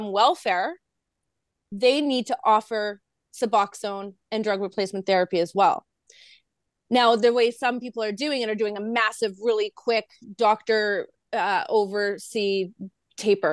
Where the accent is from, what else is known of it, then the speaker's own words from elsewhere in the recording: Vancouver, British Columbia, Canada; I'm from Vancouver.